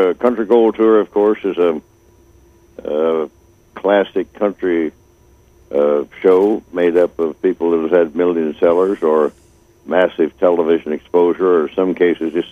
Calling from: Missouri, United States; Uh, Missouri.

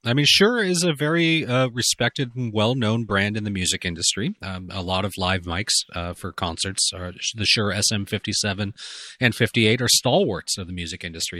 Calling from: Canada; I'm recording from Canada, so this is a bona fide international podcast right now.

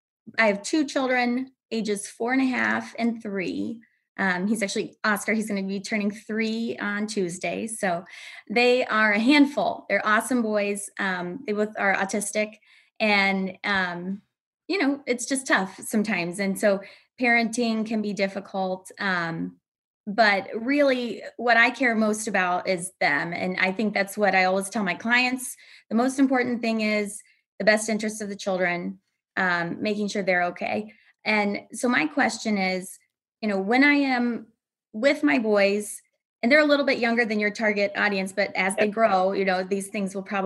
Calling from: Aurora, Illinois, United States; Aurora, Illinois, a western suburb of Chicago.

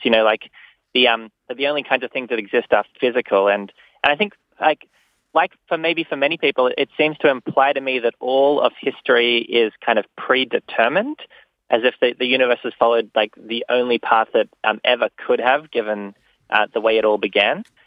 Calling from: New York, United States; I'm calling from New York

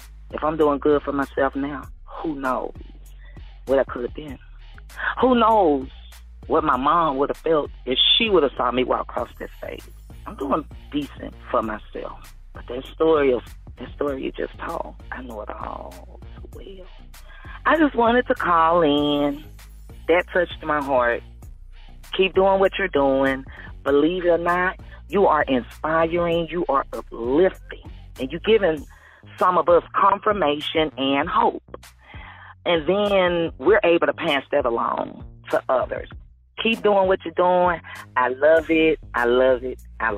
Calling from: Shreveport, Louisiana, United States; I was calling from Shreveport, Louisiana.

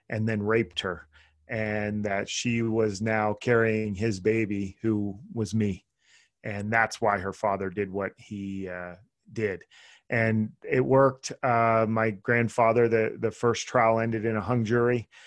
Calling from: Las Vegas, Nevada, United States; Las Vegas, Nevada.

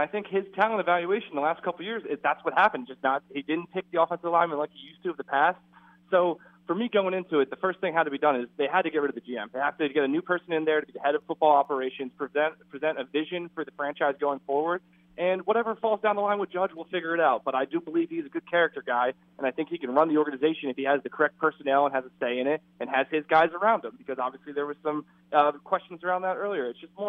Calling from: New Jersey, United States; from New Jersey.

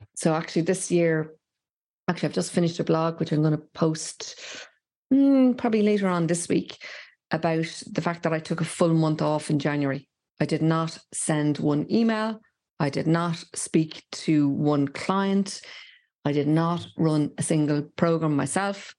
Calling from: Dublin, Leinster, Ireland; I'm calling from rainy Dublin

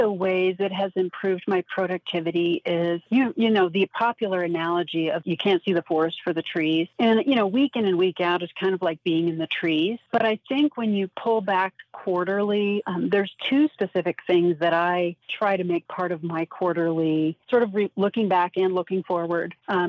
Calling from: Denver, Colorado, United States; I am calling from Denver, Colorado.

